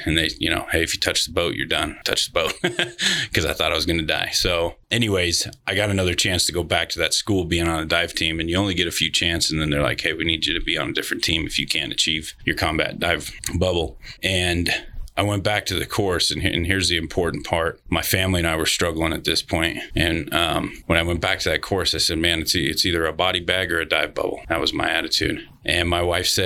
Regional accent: Elko, Nevada, United States; I was born and raised in Elko, Nevada.

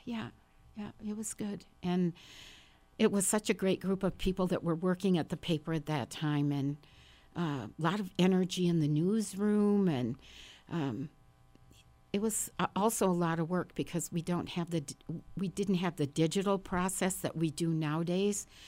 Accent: Park Falls, Wisconsin, United States; now in Madison, United States; I was born and raised in Park Falls, Wisconsin, which is a very small town about three hundred miles north of here

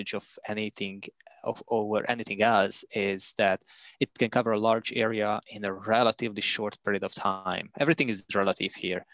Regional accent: Hungary; moved away as an adult; also born or lived in Budapest, Hungary; now in Canada; By trade, I'm a geophysicist from Hungary. I finished my university studies in Budapest

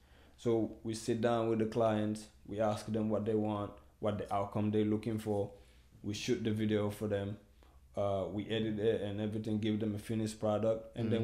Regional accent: New York City, New York, United States; also born or lived in Guinea; Mm-hmm. I'm originally from Guinea, West Africa. I grew up in Brooklyn

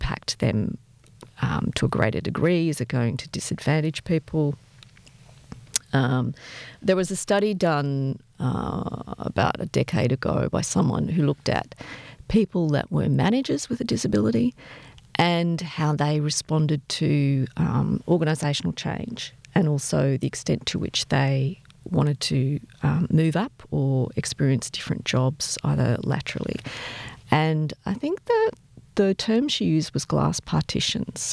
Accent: Australia; I'm Australian, for good and bad. You know, I'm based here

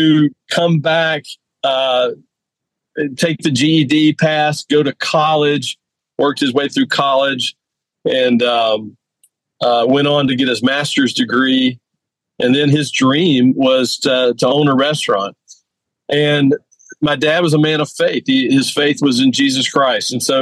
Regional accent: Myrtle Beach, South Carolina, United States; moved away; I'm literally sitting in my hometown, Myrtle Beach, South Carolina

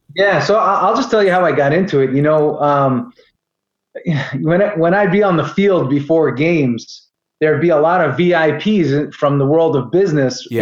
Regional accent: New York area, United States; moved away as an adult; also born or lived in Florida; I'm from the New York area as you may be able to tell from my accent.

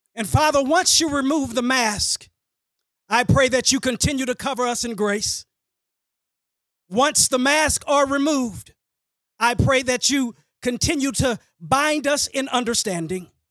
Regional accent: Dallas, Texas, United States; I grew up in Hamilton Park, went to elementary at Stultz Road

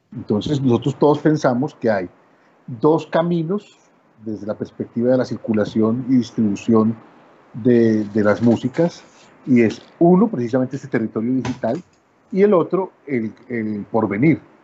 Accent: Colombia; como decimos en Colombia

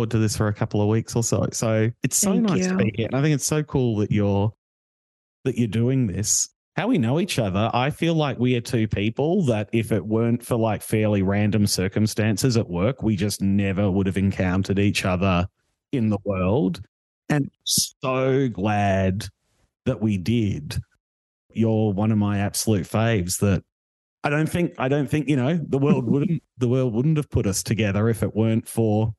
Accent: Australia; moved away as an adult; now in Toronto, Canada; I'd never left the country until I went to university. So I'd never left Australia

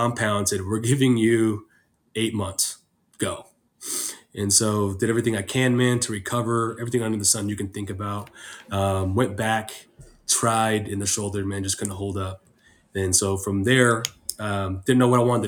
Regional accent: San Diego, California, United States; I'm from San Diego, born and raised.

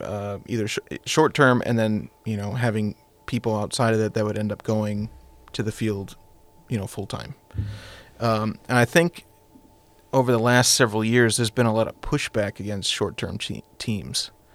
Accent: United States; being American

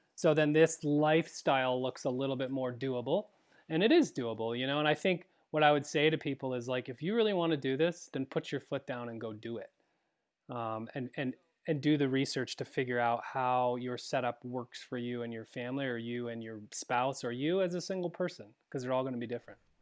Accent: Vermont, United States; moved away; growing up in Vermont, uh, my brother is still back there

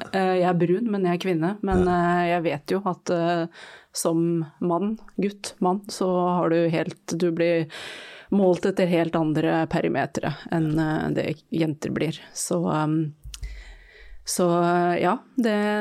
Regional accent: Norway; Jeg har jo pakistansk bakgrunn, jeg er født og oppvokst i Norge

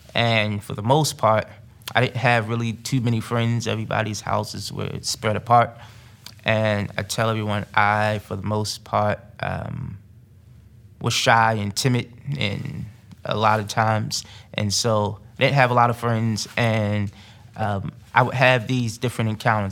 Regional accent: Newark, New Jersey, United States; moved away; growing up in Newark, New Jersey

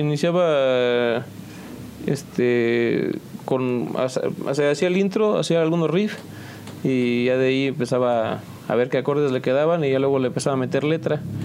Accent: San Juan del Río, Querétaro, Mexico; de aquí de San Juan del Río, originalmente, nacido, ya sabes, en el IMSS

